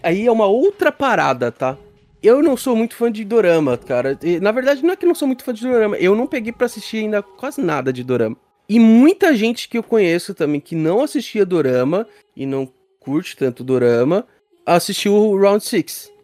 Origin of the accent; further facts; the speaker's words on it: Brazil; aqui no Brasil